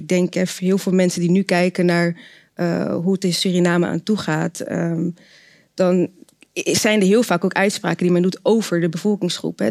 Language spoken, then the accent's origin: Dutch; Rotterdam, South Holland, Netherlands; ik ben eh, zelf ook geboren en getogen in Rotterdam